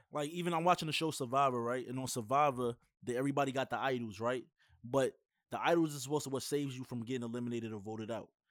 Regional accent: New York, United States; I'm from New York

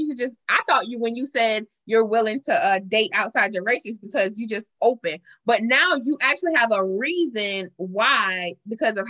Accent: Marion, South Carolina, United States; also born or lived in Columbia, South Carolina; I'm born and raised in South Carolina, a small rural town in South Carolina

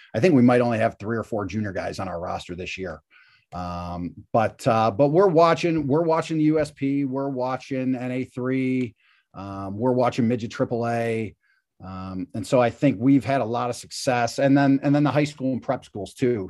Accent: Cleveland, Ohio, United States; I grew up playing in Cleveland

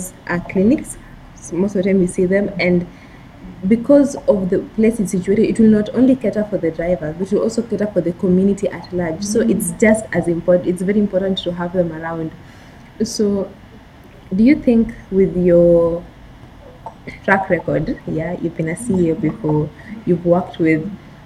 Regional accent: Western, Kenya; I come from Western, and from Western to Eldoret

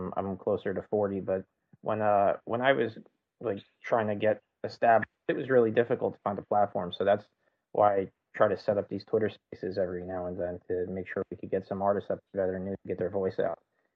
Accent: New Jersey, United States; I'm also from Jersey

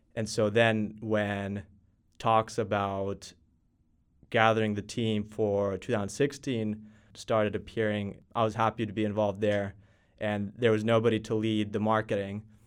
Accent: Texas, United States; moved away as an adult; also born or lived in Finland; now in Helsinki, Finland; I was born in Finland. My parents were both Finnish. and we moved to Texas when I was just two years old. So I've grown up in Texas, did all my school there

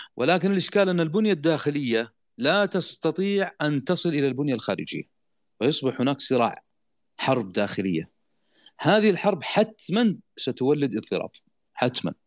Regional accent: Saudi Arabia; عندنا في السعودية

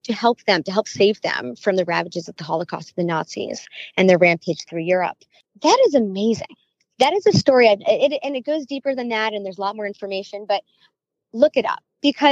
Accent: New York City, New York, United States; I was born and raised in and around New York City.

